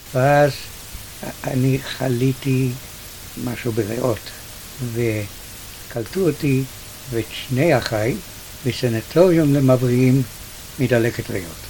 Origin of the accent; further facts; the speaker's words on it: Israel; also born or lived in Różan, Poland / Russia (Siberia) / Tehran, Iran; הביאו אותי לארץ ישראל. גדלתי פה